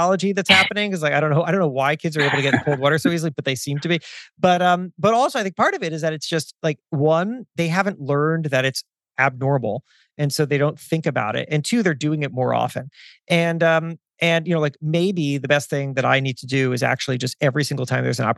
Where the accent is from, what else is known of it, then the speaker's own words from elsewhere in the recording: South Florida, United States; moved away; I grew up in South Florida.